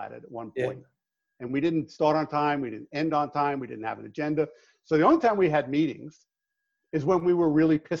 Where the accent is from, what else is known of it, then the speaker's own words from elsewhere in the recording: New York, United States; now in Phoenix, United States; I am from New York